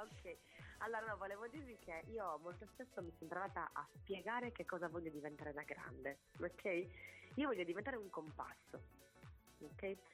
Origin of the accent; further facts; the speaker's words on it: Sardinia, Italy; moved away as an adult; also born or lived in Bologna / Barcelona / New York; vengo da un'isola meravigliosa, ma è un'isola